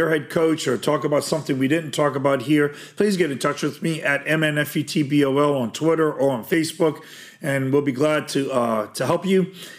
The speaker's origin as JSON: {"language": "English", "town": "New Iberia", "region": "Louisiana", "country": "United States", "tie": "born or raised there", "said": "my hometown, Catholic New Iberia"}